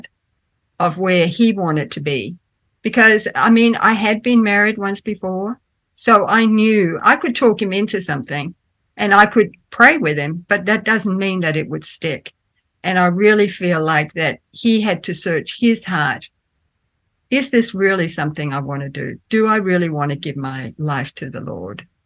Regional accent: Australia; also born or lived in Denmark; I grew up in Australia. I was born in Denmark, but I grew up in Australia

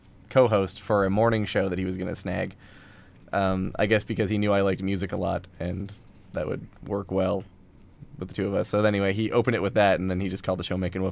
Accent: Spruce Grove, Alberta, Canada; I'm from Spruce Grove, which is an awful place.

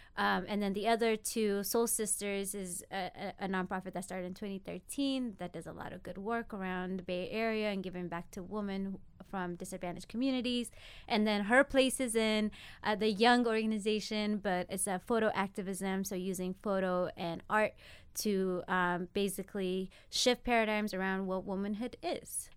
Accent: Ethiopia; moved away; born and raised in Ethiopia, moved out here twenty years ago.

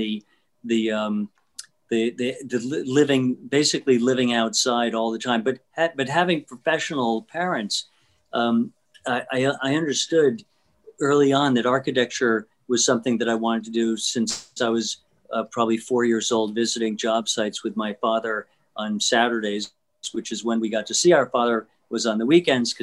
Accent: San Juan, Puerto Rico; I was born and raised there, and really grew up in a neighborhood that was by Puerto Rican standards middle class

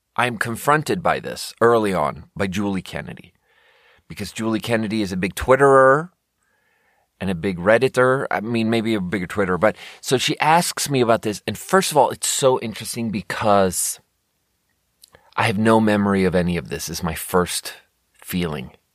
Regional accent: Sweden; moved away; growing up in Sweden

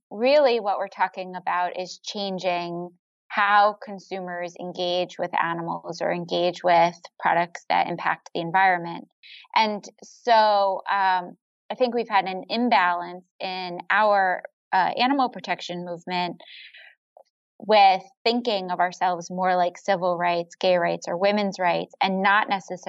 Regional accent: New York, United States; born there; now in Cambridge, United States; So I was born in New York, about an hour outside of New York City. And I have a winding nomadic history before landing in Boston, which is where I live today.

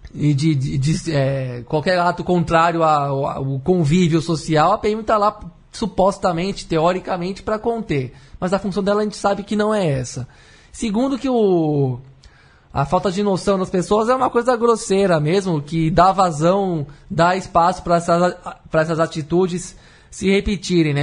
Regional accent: Brazil; Eu, como brasileiro

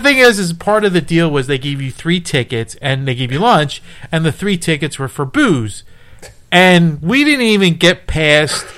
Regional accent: Philadelphia, Pennsylvania, United States; I'm like Philadelphia

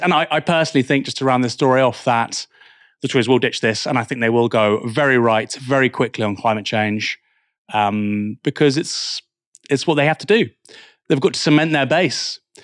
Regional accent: Bournemouth, South West England, United Kingdom; now in Portsmouth, United Kingdom; I'm from Bournemouth

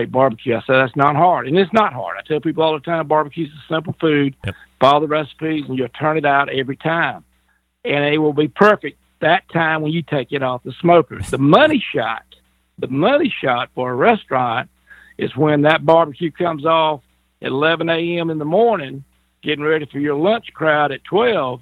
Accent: the South, United States; being in the South, born and raised. I love being a Southerner.

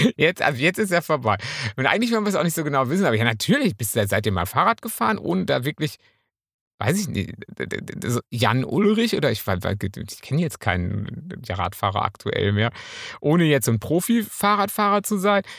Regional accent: Münsterland, North Rhine-Westphalia, Germany; ich bin Münsterländer

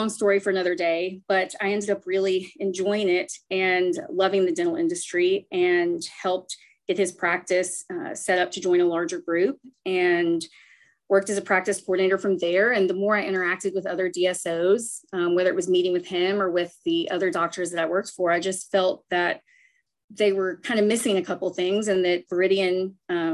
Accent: Nashville, Tennessee, United States; I am a Nashville native. I grew up in Tennessee

